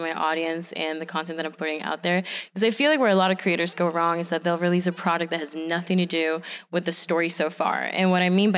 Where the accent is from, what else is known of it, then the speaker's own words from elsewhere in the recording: Venezuela; now in United States; I'm originally from Venezuela, and I am an immigrant entrepreneur. I started my business once I moved to the U.S.